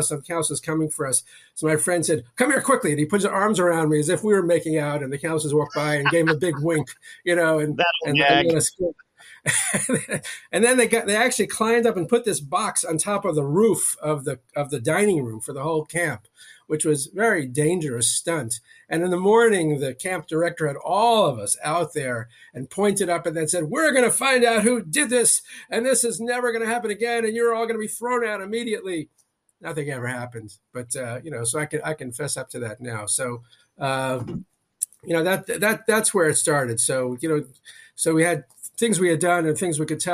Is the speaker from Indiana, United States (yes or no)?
no; New York City, New York, United States; I grew up in Queens, in New York City